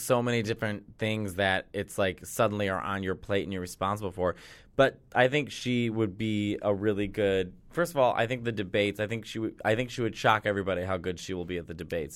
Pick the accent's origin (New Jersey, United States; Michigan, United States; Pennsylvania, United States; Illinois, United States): Illinois, United States; Chicago; I'm from Chicago